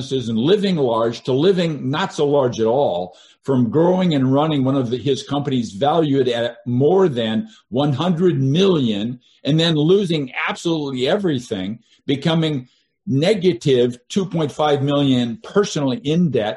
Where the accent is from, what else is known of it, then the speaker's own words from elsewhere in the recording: Seattle, Washington, United States; I grew up in Seattle